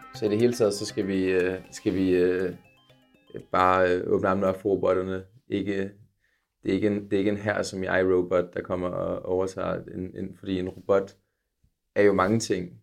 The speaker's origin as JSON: {"language": "Danish", "town": "Copenhagen", "region": "Capital Region of Denmark", "country": "Denmark", "said": "kommer jeg jo selv fra København"}